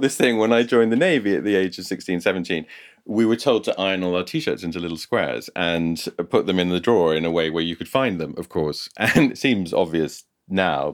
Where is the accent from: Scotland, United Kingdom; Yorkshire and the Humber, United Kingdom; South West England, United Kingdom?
Scotland, United Kingdom; moved away; growing up in Scotland